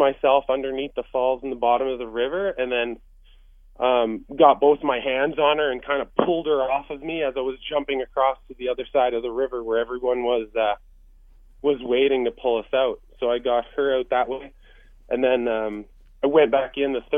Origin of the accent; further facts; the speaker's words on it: Courtenay, British Columbia, Canada; we're from the Courtney area, which is where the river is.